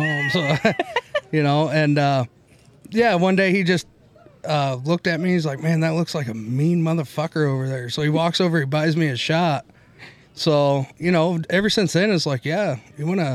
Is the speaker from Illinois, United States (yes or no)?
yes; Illinois, United States; now in Hutchinson, United States; I grew up in Illinois